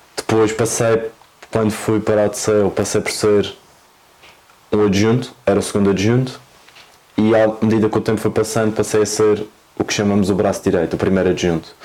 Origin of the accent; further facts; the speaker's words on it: Madeira, Portugal; accent: Madeiran; moved away as an adult; now in Lisbon, Portugal; sou da Madeira, uhum. como aliás vai-se notar ao longo da entrevista toda pelo sotaque